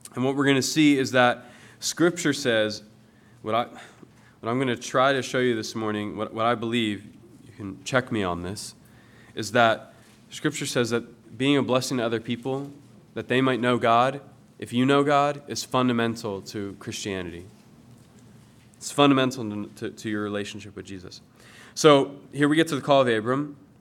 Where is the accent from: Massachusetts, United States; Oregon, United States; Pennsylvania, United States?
Pennsylvania, United States; Willow Grove; moved away; I'm from Willow Grove